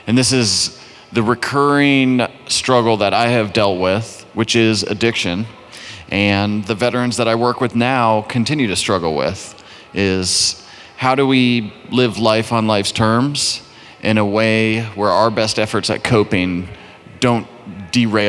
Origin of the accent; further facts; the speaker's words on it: Fairfax, Virginia, United States; also born or lived in Arlington, Virginia; I grew up in Fairfax, Northern Virginia